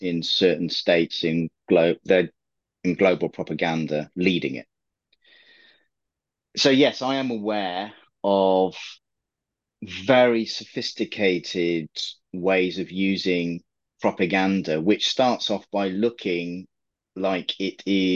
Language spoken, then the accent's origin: English; England, United Kingdom; I'm an English guy